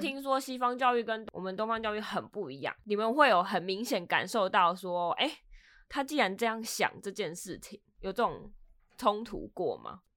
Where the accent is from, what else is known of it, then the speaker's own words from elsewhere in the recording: Taiwan; now in Los Angeles, United States; I'm from Taiwan